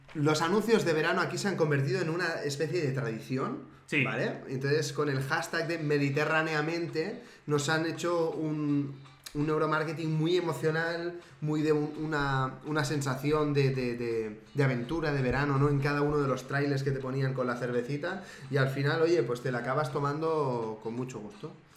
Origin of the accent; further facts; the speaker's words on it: Spain; es mi pueblo